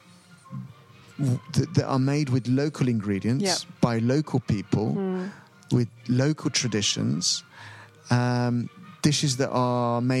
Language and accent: English; Lima, Peru; I grew up in Lima